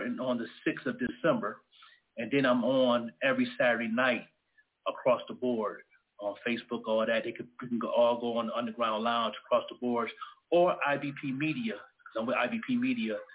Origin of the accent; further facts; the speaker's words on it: Buffalo, New York, United States; moved away; I'm originally from Buffalo, New York, the home of ….